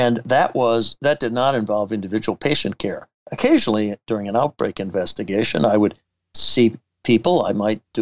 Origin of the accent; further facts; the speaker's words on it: Madison, Wisconsin, United States; I came back to my hometown of Madison, Wisconsin